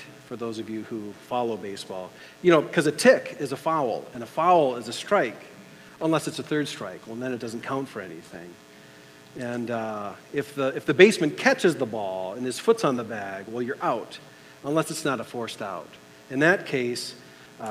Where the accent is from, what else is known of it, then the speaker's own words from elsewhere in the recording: United States; as an American, on the 4th of July here